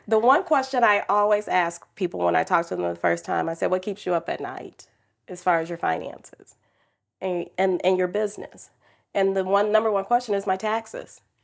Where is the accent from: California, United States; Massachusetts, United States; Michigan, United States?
Michigan, United States; Detroit; I grew up in Detroit, single mom, teenage